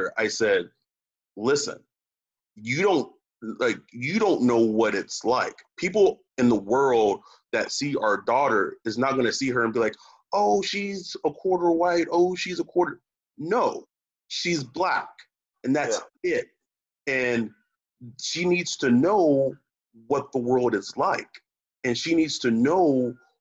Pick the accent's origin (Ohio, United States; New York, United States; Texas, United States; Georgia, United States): Texas, United States; now in California, United States; I'm from Texas